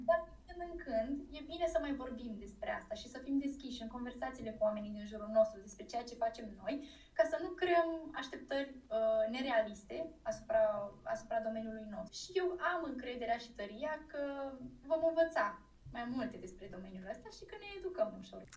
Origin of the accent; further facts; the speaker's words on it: Iași, Iași County, Romania; sunt din Iași, născută în Iași, locuiesc în Iași